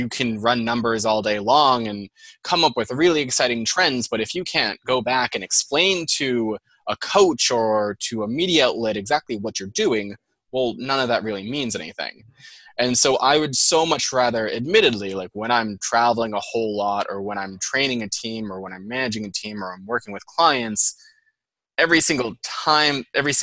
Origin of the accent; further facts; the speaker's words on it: Andover, Massachusetts, United States; accent: Boston; also born or lived in Boston; my Boston accent